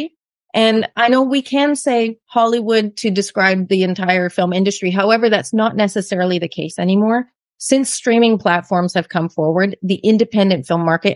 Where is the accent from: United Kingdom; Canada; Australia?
Canada; moved away as an adult; now in Mexico; we're from Canada, so we sold everything and moved to Mexico